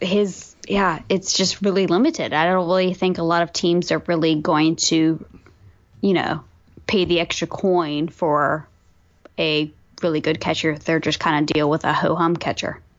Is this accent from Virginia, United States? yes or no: yes; Virginia, United States; I am from Virginia. I grew up as a Braves fan